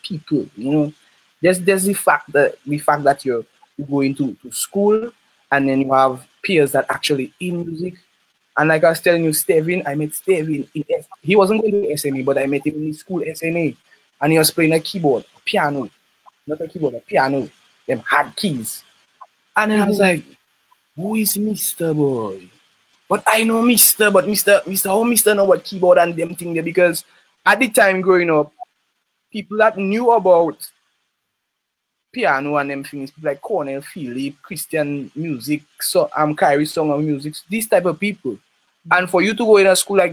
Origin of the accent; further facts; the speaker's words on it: Roseau, Saint George, Dominica; I'm from Hillsborough Street. Roseau, Hillsborough Street, next to the National Bank, close to the stadium. I was raised up with my mother and my father